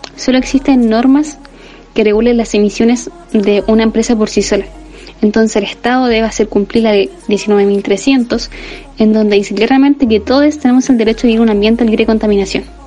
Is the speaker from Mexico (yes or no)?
no; Chile; como buenos chilenos, chilenas, chilenes